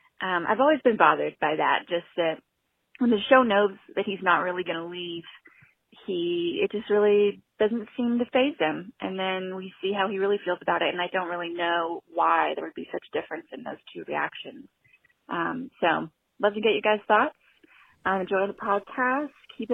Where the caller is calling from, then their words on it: Fort Worth, Texas, United States; I'm calling from Fort Worth, Texas.